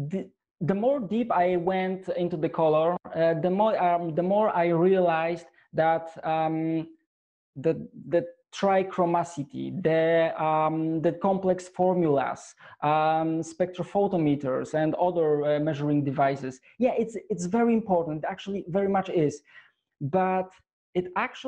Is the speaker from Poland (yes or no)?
yes; Poland; I'm from Poland.